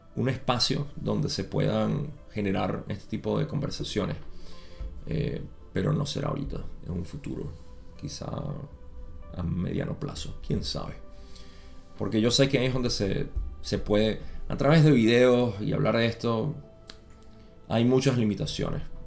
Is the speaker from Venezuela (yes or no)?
yes; Venezuela